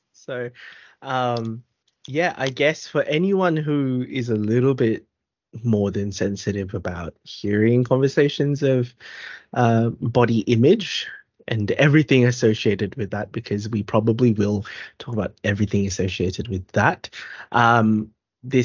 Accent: Philippines; For us being Filipino, body image, we'll get there eventually.

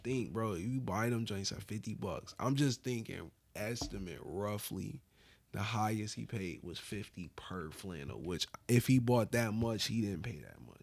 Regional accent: Buffalo, New York, United States; growing up in Buffalo

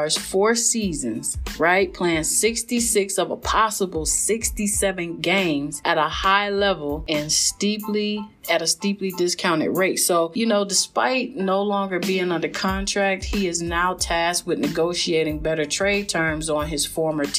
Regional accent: Cleveland, Ohio, United States; I am a Cleveland girl

